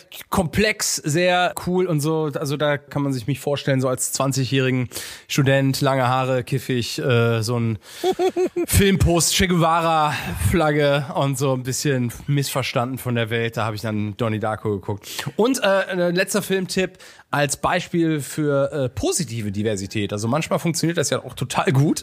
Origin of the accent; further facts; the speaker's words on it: Cologne, North Rhine-Westphalia, Germany; ich bin ein Kölner äh, rheinisch rheinländisches Rich Kid